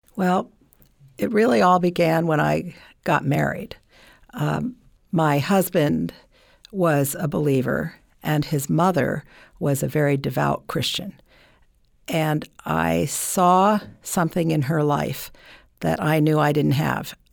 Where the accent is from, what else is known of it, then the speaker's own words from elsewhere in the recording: Burlington, Vermont, United States; moved away; I'm from Vermont, Burlington, Vermont